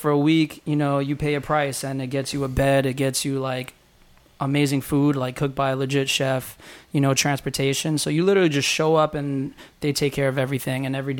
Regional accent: New York, United States; I didn't want to be just another New Yorker on that team.

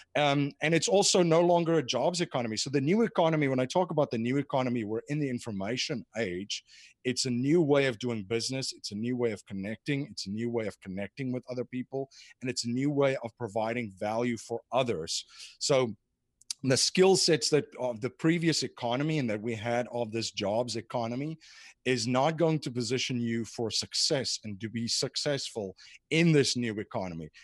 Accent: South Africa; moved away as an adult; now in United States; I grew up in South Africa

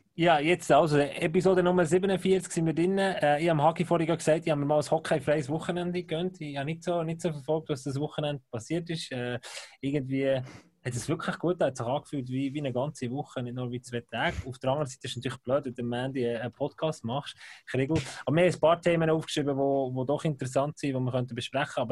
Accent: Bern, Switzerland; Ich bin als Berner

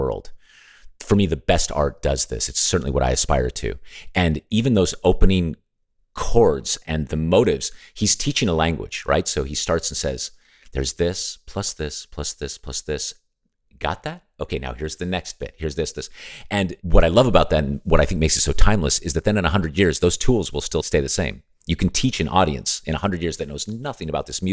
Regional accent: Las Vegas, Nevada, United States; I grew up in Nevada, where Las Vegas is.

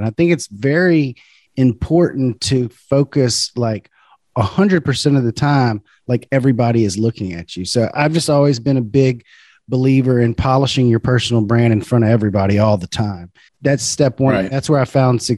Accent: Baton Rouge, Louisiana, United States; I'm from Baton Rouge, Louisiana.

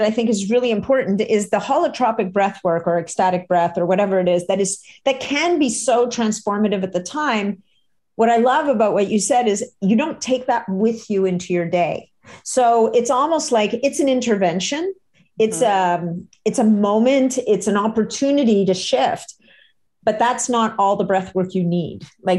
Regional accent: Canada; oh my God, I'm Canadian. We don't do that.

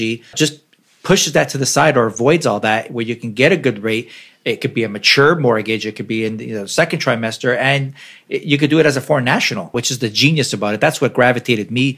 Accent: Toronto, Ontario, Canada; I'm from Toronto

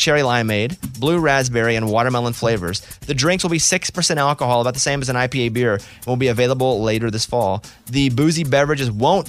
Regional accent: Arkansas, United States; I said, I'm from Arkansas. We don't even call it queso. We call it cheese dip.

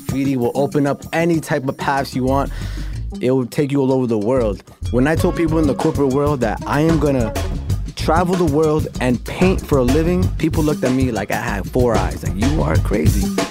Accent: New York, United States; I'm from New York

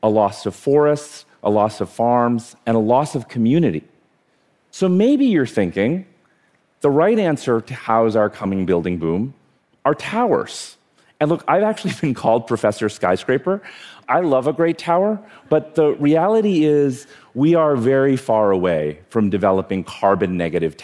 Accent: India; now in New York City, United States; I was born in India.

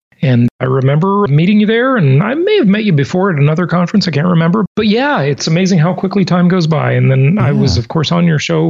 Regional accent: Los Angeles, California, United States; moved away; I went over to visit some of the places where I grew up in Los Angeles.

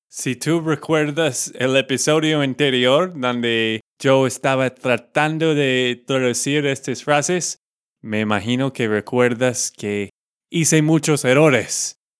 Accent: Texas, United States; Spanish is a second language; now in Colombia; de Texas, Estados Unidos

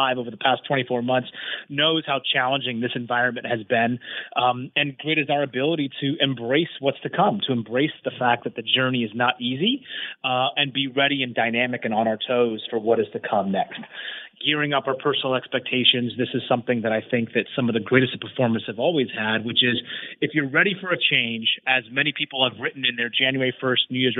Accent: United States; me being American

